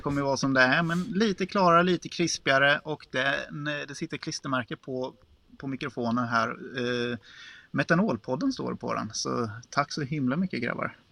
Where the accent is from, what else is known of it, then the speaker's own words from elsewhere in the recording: Småland, Sweden; accent: Småländska; som smålänning